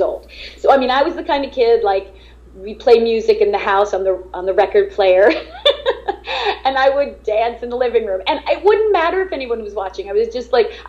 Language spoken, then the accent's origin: English; Long Island, New York, United States; I'm originally from New York, born in Long Island